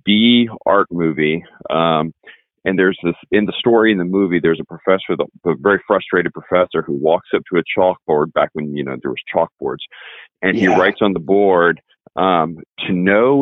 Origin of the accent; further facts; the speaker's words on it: Indiana, United States; moved away as an adult; now in Texas, United States; I'm actually originally from Indiana. I guess I've been in Texas since about 1995, married a Texas girl